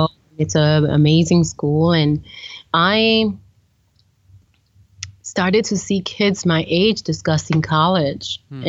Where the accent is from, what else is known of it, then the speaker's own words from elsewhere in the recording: New York City, New York, United States; I've come to, as a New Yorker, to have an appreciation for the wildlife that exists.